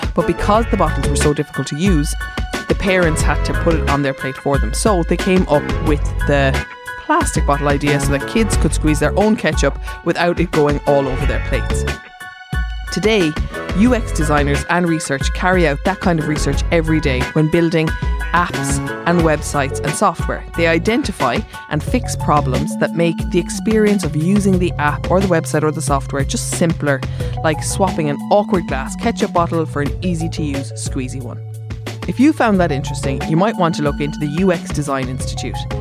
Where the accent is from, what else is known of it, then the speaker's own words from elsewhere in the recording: Cork, Munster, Ireland; I'm from Cork